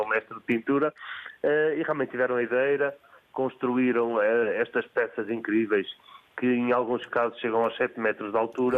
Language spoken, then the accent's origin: Portuguese; Porto, Norte, Portugal; now in Alenquer, Portugal; eu, apesar de viver em Alenquer há, há, há três décadas aproximadamente, eu nasci no Porto